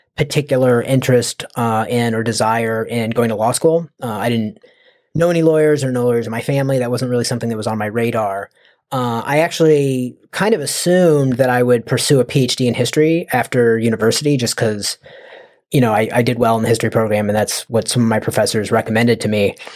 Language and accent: English; United States; I'm from the United States